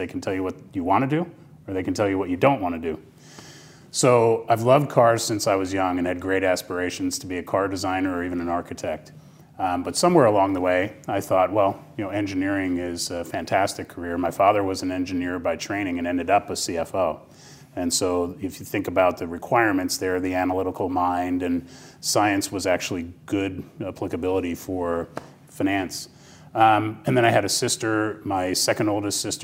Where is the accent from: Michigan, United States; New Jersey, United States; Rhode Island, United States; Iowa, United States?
New Jersey, United States; Basking Ridge, New Jersey, my home state.